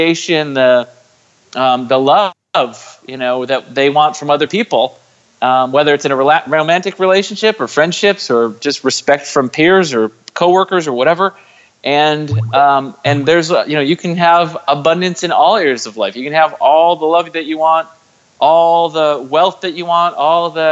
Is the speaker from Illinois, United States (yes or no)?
yes; Chicago suburbs, Illinois, United States; now in San Diego, United States; I live in San Diego, California. I'm originally from the Chicago suburbs